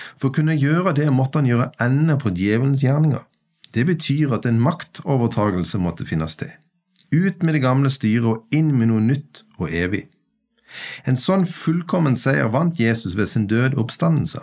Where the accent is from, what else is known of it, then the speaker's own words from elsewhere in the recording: Kvinesdal, Agder, Norway; now in Stord, Norway; Jeg er født i Kvinesdal, bosatt på Stord i nasjonen Norge